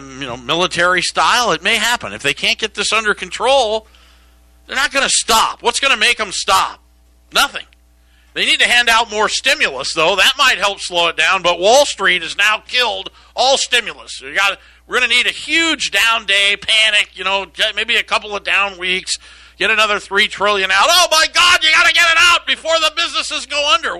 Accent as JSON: {"language": "English", "region": "Iowa", "country": "United States", "tie": "born or raised there", "said": "Iowa, my home state where I was born"}